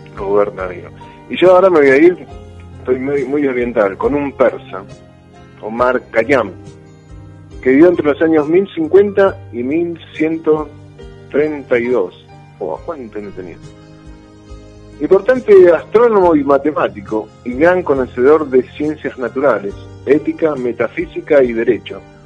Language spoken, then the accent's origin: Spanish; Buenos Aires, Argentina; moved away as an adult; now in Mar del Plata, Argentina; yo vengo de Buenos Aires, vine hace 26 años